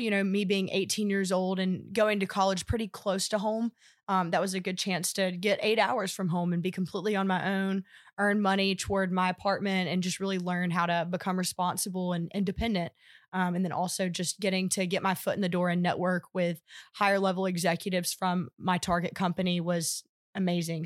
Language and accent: English; Anniston, Alabama, United States; I'm originally from Anniston, Alabama, where I grew up